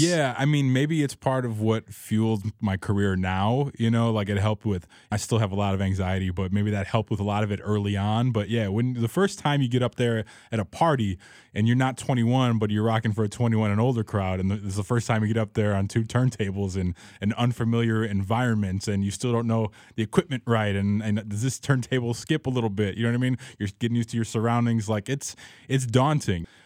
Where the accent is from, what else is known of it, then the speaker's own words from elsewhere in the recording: Chicago, Illinois, United States; growing up in Rogers Park